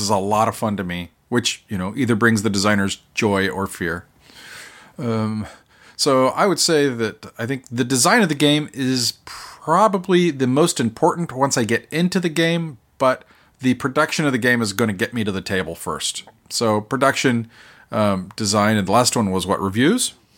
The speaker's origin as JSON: {"language": "English", "region": "Oklahoma", "country": "United States", "moved": "yes", "lives_now": "South Carolina, United States", "said": "I'm from Oklahoma"}